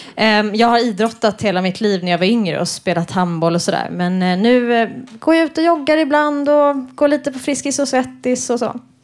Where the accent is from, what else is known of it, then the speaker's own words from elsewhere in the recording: Stockholm, Stockholm County, Sweden; also born or lived in Lund; jag är från Stockholm men pluggade i Lund